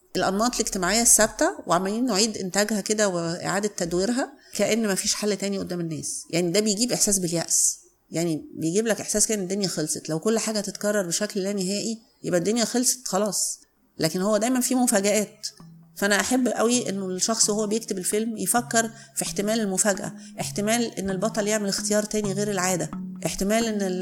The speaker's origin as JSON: {"language": "Arabic", "town": "Cairo", "region": "Cairo Governorate", "country": "Egypt", "tie": "born or raised there", "said": "أنا اتولدت في القاهرة"}